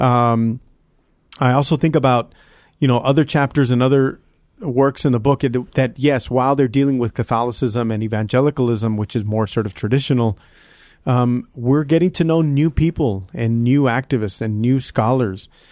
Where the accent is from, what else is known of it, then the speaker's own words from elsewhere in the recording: South Texas, United States; I grew up in South Texas